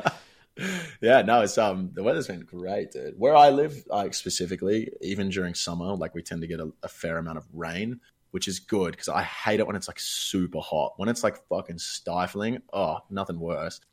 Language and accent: English; Australia; accent: Australian; I'm Australian. I can easily tell the difference between my accent